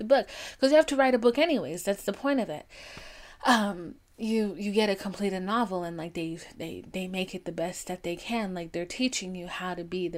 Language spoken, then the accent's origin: English; the South, United States; I'm from the South, like at my age, I'm an old witch